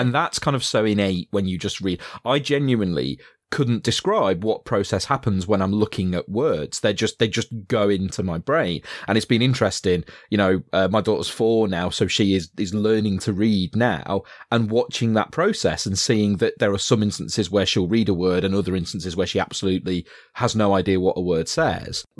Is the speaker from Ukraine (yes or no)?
no; Yorkshire and the Humber, United Kingdom; I was being from Yorkshire